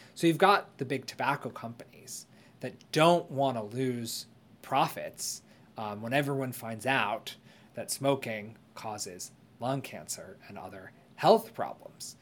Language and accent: English; United States; as an American